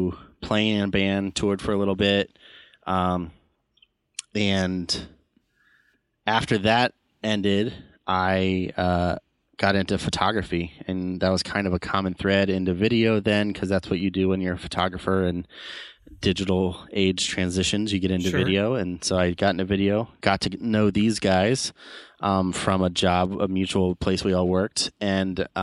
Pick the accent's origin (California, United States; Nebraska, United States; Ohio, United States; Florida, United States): Ohio, United States; Mansfield; also born or lived in Canton, Ohio; I'm from Mansfield, Ohio, which is like center of the state